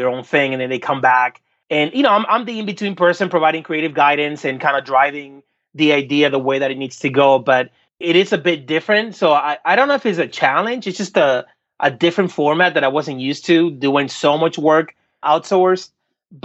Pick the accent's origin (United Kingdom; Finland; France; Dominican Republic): Dominican Republic; now in United States; growing up in the Dominican Republic